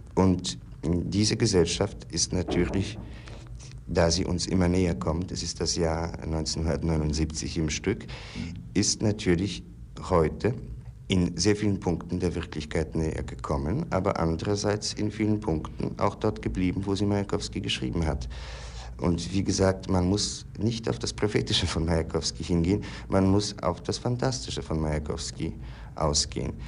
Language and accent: German; Poland; ich stamme aus Polen